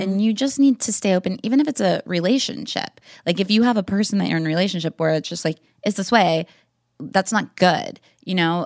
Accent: Wichita, Kansas, United States; growing up in Wichita, Kansas

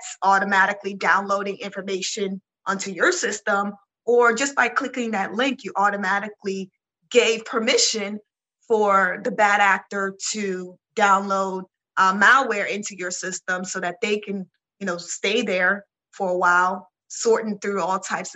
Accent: Nigeria; I'm Nigerian

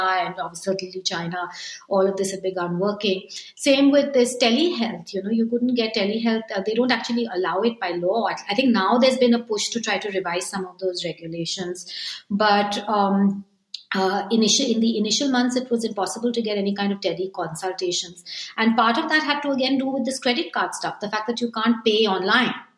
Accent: India; moved away as an adult; also born or lived in Japan; as an Indian

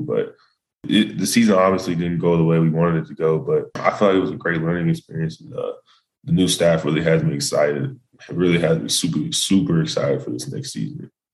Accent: Melissa, Texas, United States; moved away as an adult; also born or lived in Dallas, Texas; now in Boulder, United States; I was born in Dallas. I went to school in Melissa

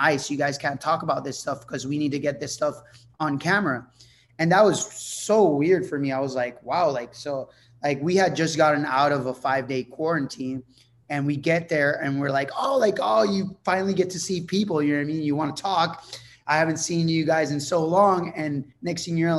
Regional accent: Puerto Rico; first language Spanish; English is a second language; I'm from Puerto Rico. We live on a super small island

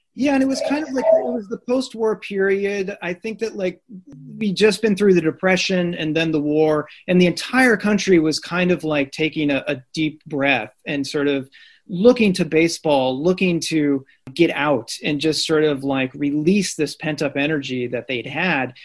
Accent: Southern Illinois, United States; I am from Southern Illinois. I grew up a St. Louis Cardinals fan. Uh, it's it's very much Cardinals country where I was from.

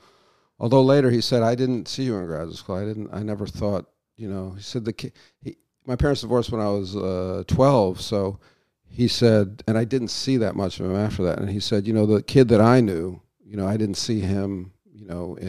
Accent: United Kingdom; And I think that's a function of being British, you know.

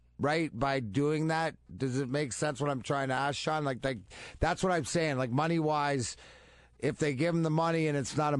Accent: Canada; I'm Canadian.

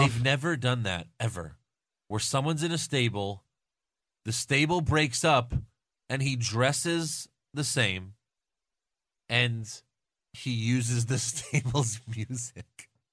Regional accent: New York, United States; I'm from New York

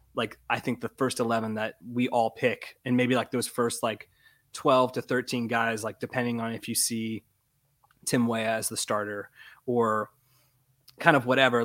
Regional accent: Florida, United States; I was born and raised in Florida

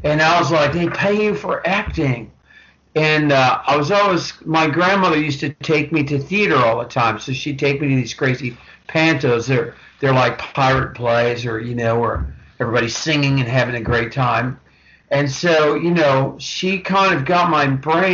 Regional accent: Vancouver, British Columbia, Canada; I grew up in Vancouver. I grew up in British Columbia, Canada

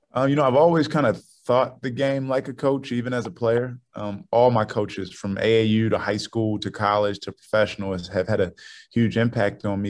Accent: Baltimore, Maryland, United States; I'm from Baltimore

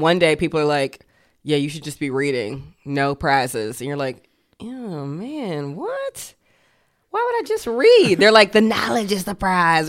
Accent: Georgia, United States; I grew up in Georgia

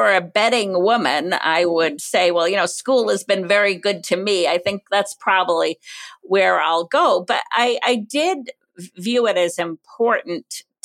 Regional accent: Cumberland, Rhode Island, United States; moved away as an adult; I grew up in Cumberland, Rhode Island.

